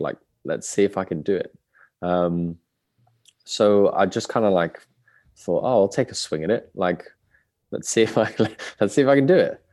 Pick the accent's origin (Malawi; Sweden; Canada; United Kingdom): United Kingdom; Birmingham, West Midlands; born and raised in Birmingham